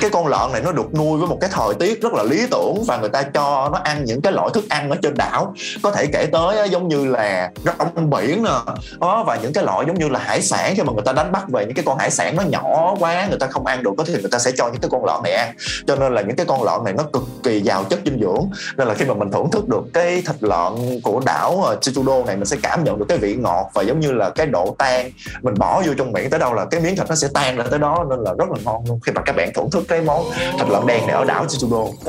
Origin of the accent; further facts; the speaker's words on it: Vietnam; also born or lived in South Korea; mình là người Việt Nam